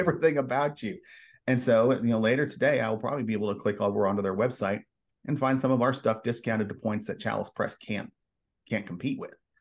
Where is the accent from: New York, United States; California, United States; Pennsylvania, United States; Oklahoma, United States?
Oklahoma, United States; Edmond; I grew up in Edmond, Oklahoma, suburb of Oklahoma City